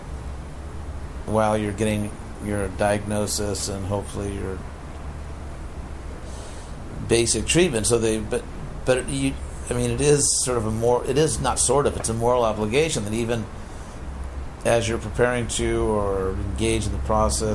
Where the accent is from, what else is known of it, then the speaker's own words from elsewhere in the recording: Los Angeles, California, United States; I was born in Los Angeles